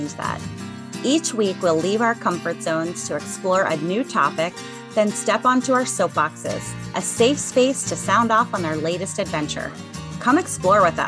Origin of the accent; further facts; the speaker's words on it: Cincinnati, Ohio, United States; I am from the Cincinnati area